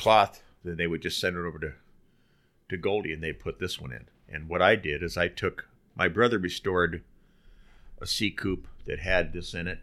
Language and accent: English; Burbank, California, United States; growing up in Burbank, North Hollywood